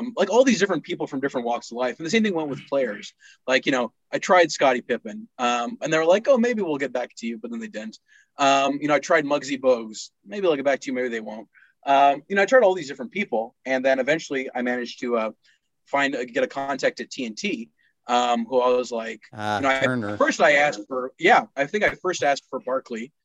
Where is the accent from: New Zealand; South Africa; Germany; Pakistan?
Pakistan; also born or lived in Texas, United States; now in United States; I was growing up in Pakistan